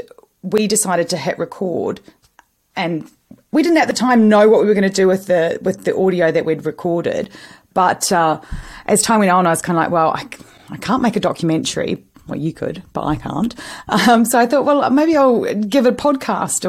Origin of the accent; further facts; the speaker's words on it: New Zealand; I'm Kiwi